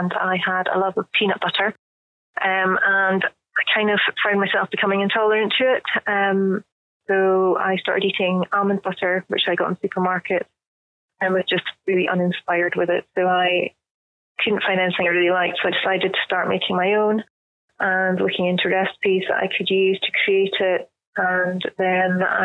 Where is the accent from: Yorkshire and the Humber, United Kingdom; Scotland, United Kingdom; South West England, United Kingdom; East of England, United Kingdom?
Scotland, United Kingdom; me being Scottish